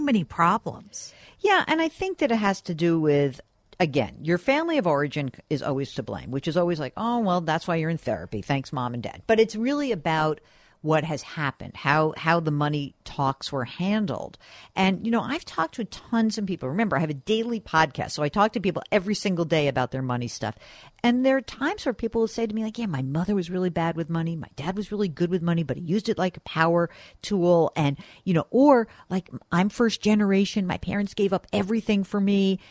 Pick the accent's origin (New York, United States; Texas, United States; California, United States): New York, United States; I'm a New Yorker, which means I generally like to root against New England